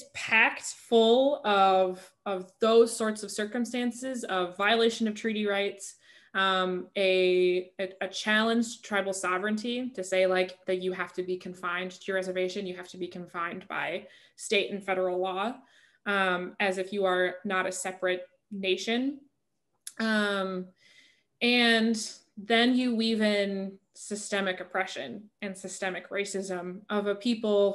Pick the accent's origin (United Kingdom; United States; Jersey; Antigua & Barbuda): United States; Eau Claire, Wisconsin; I'm from Eau Claire, Wisconsin, which is northwestern Wisconsin.